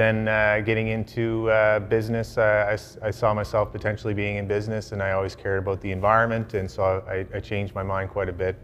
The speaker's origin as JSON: {"language": "English", "town": "Timberlea", "region": "Nova Scotia", "country": "Canada", "tie": "born or raised there", "also_born_or_lived": "West Coast, Canada / Central Canada", "moved": "as an adult", "said": "I grew up in Timberley"}